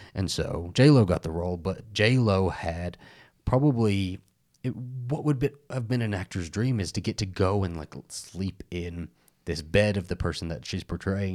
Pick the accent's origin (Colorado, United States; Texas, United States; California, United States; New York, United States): Texas, United States; growing up in Texas, I, as a little gay Mexican boy